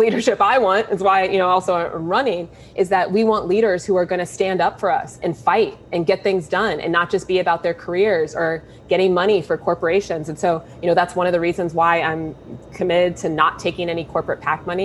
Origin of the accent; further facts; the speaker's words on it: Columbus, Ohio, United States; I was born in Columbus, given up for adoption. I lived in a foster home as an infant for the first 9 months of my life, and then was adopted and raised on the east side of the city